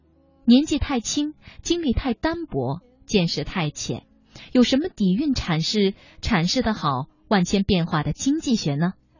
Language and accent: Chinese; China; 这个年龄在我们中国人看来好像不上不下，正尴尬着。